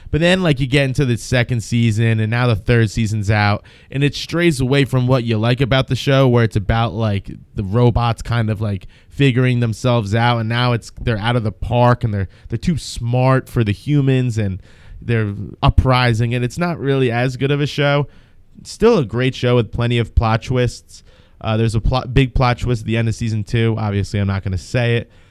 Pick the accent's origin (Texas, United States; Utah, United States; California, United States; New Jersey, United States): New Jersey, United States; I'm from New Jersey